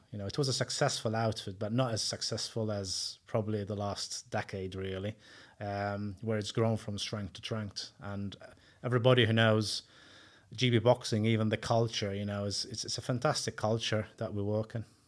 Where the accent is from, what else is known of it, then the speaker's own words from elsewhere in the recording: Malta; moved away as an adult; now in United Kingdom; I'm originally from Malta